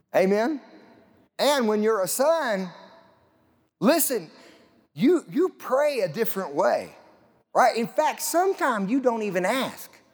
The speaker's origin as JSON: {"language": "English", "region": "Southeast Colorado", "country": "United States", "tie": "born or raised there", "said": "I grew up in Southeast Colorado"}